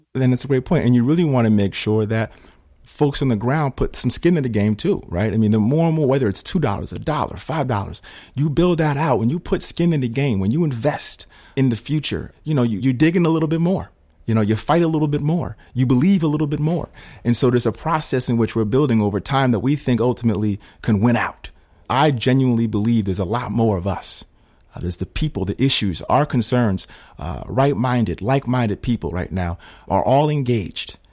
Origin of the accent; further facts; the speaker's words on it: Schenectady, New York, United States; I'm from Schenectady